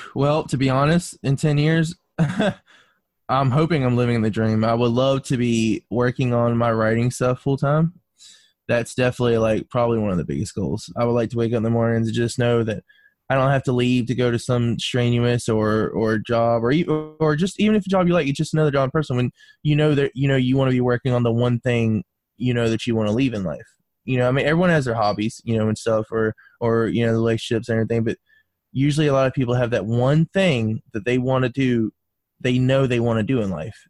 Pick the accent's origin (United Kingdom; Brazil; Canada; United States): United States; North Carolina; moved away as an adult; now in Alabama, United States; I was born and raised in North Carolina